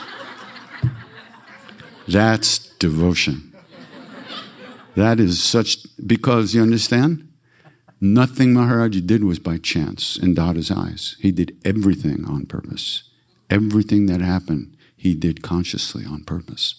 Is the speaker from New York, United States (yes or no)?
yes; New York, United States; I'm a depressor from New York